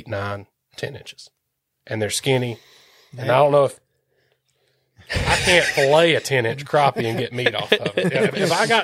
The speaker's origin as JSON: {"language": "English", "region": "Central Alabama", "country": "United States", "tie": "born or raised there", "also_born_or_lived": "Tuscaloosa, Alabama", "moved": "as an adult", "lives_now": "Lake Lanier area, United States", "said": "Growing up in Central Alabama, we had Smith Lake, Lewis Smith Lake, and Coleman and Arley and Jasper, Alabama"}